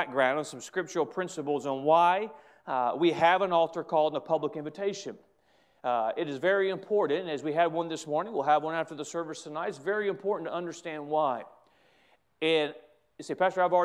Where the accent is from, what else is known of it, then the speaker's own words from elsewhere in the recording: United States; I'm an American